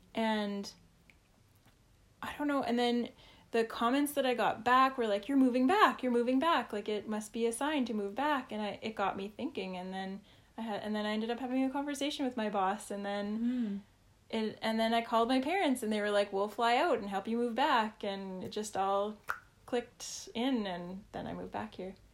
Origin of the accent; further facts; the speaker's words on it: Saskatchewan, Canada; I grew up in Saskatchewan